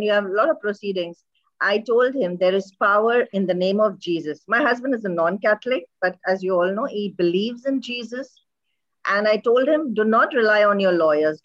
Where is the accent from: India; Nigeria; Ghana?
India; also born or lived in Dubai, United Arab Emirates; now in Kuwait; I'm an Indian and living in Kuwait